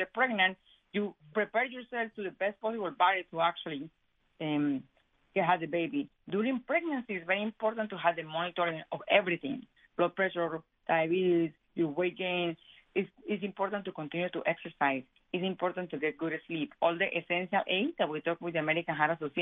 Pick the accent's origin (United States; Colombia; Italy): Colombia; moved away; I am Hispanic, and I am from Colombia